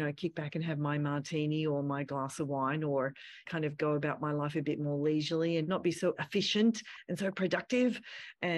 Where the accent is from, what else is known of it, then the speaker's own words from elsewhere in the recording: Australia; moved away as an adult; I'm from Australia.